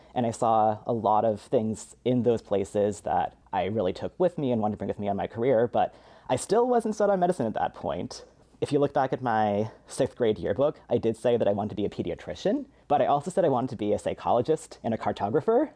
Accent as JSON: {"language": "English", "town": "Spokane", "region": "Washington", "country": "United States", "tie": "born or raised there", "moved": "yes", "said": "I was born and raised in Spokane, Washington"}